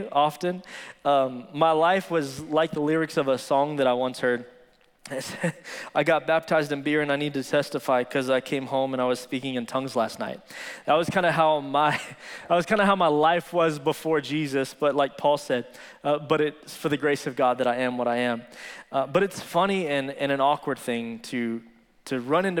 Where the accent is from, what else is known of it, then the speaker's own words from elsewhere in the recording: Midland, Texas, United States; I was born and raised here in Midland, Texas